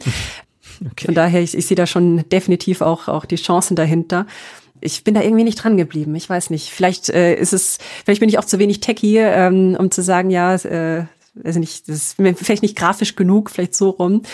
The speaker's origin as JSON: {"language": "German", "town": "Karlsruhe", "region": "Baden-Württemberg", "country": "Germany", "also_born_or_lived": "Bamberg / Nuremberg", "moved": "as an adult", "lives_now": "Munich, Germany", "said": "ganz ursprünglich aus äh, einem kleinen Vorort von Karlsruhe"}